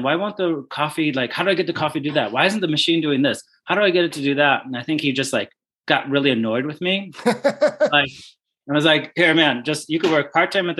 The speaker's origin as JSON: {"language": "English", "town": "Glenview", "region": "Illinois", "country": "United States", "tie": "born or raised there", "said": "my hometown called Glenview in Chicago"}